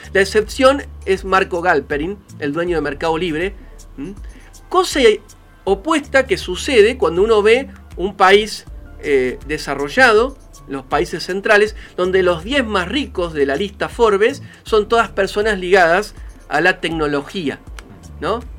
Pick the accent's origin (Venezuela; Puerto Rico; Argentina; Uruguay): Argentina; nuestro país